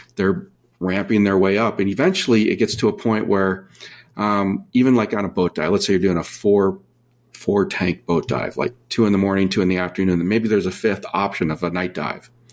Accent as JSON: {"language": "English", "region": "Minnesota", "country": "United States", "tie": "born or raised there", "moved": "yes", "lives_now": "San Diego, United States", "said": "I grew up in Minnesota"}